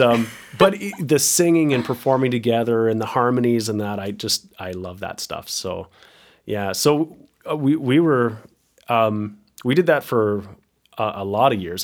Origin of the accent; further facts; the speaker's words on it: Picton, Ontario, Canada; moved away as an adult; also born or lived in Waterloo, Ontario; I, I'm from Picton, where my parents live